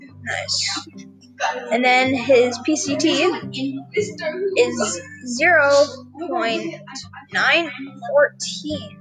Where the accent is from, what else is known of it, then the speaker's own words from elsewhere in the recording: Red Deer, Alberta, Canada; I was born in Red Deer, Alberta